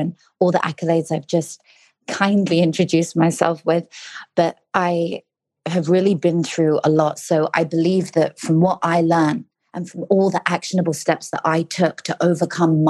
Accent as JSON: {"language": "English", "region": "London", "country": "United Kingdom", "said": "I'm from London."}